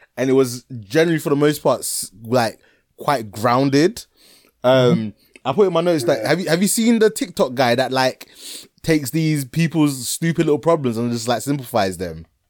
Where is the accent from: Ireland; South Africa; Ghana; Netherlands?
Ghana; I'm Ghanaian